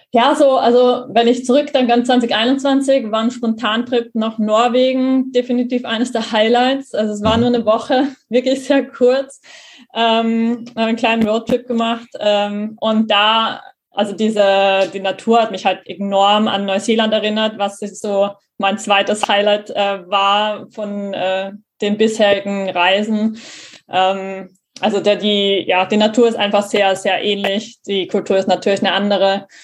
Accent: Graz, Styria, Austria; also born or lived in Hamburg; in meiner Heimatstadt in Graz in Österreich

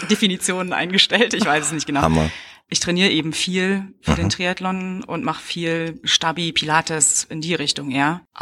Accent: Berlin, Germany; now in Cologne, Germany; Eigentlich aus Berlin, aber ich bin Wahlkölnerin.

